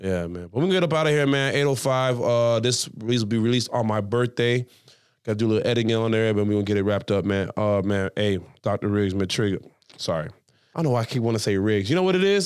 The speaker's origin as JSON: {"language": "English", "country": "Jamaica", "said": "I'm Jamaican"}